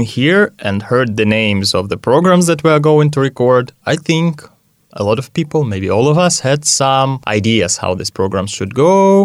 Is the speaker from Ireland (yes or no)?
no; Siberia, Russia; now in Nyíregyháza, Hungary; I'm from Russia, from Siberia, and you can't find pelmeni here in Nyíregyháza